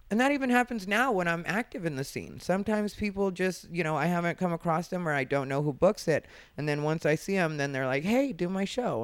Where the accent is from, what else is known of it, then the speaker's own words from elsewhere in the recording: Arizona, United States; I'm from Arizona